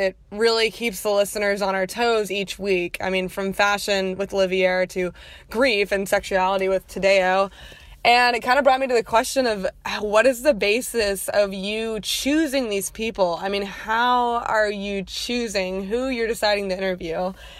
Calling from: Tampa, Florida, United States; I am listening from Tampa Bay area of Florida

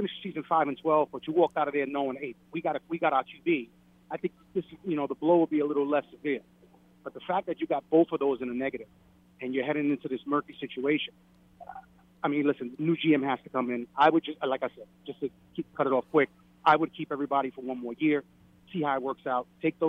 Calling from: Brooklyn, New York, United States; … from Brooklyn.

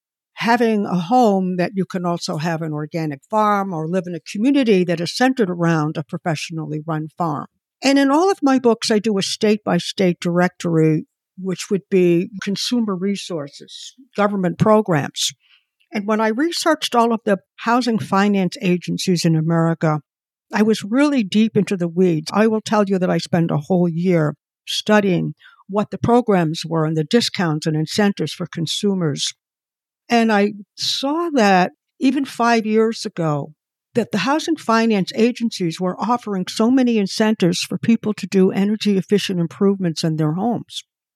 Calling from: Connecticut, United States; I'm in Connecticut.

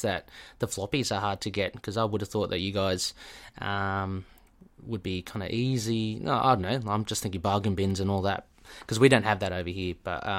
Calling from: Australia; Yeah, I mean, I'm talking from Australia.

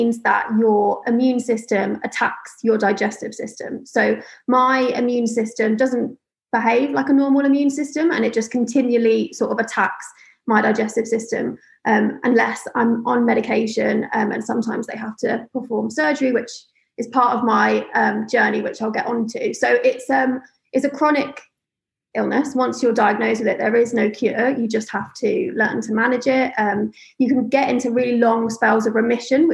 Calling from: London, United Kingdom; I'm calling from London

